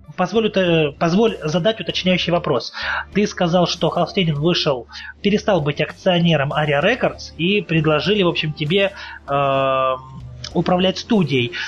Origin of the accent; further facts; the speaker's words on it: Russian Far East, Russia; Я сам с Дальнего Востока